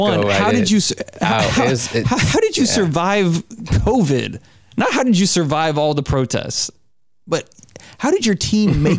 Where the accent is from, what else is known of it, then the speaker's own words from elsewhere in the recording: Southeast, United States; now in Portland, United States; I'm familiar with Atlanta and I grew up in the Southeast